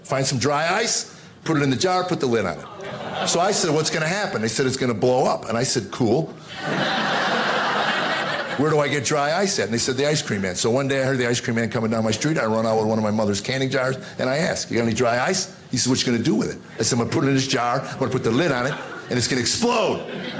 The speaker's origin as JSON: {"language": "English", "country": "United States", "tie": "born or raised there", "said": "I had the pleasure of growing up in America"}